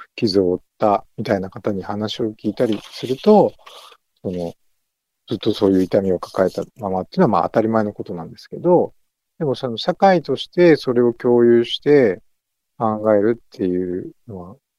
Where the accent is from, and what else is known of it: Yamanashi, Japan; born or raised there; now in Naha, Japan